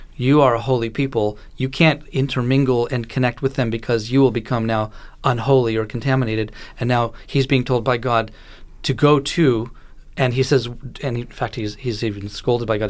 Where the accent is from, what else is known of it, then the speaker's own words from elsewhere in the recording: Israel; moved away; I grew up in Israel and, you know, my mother lives there, my sister lives there.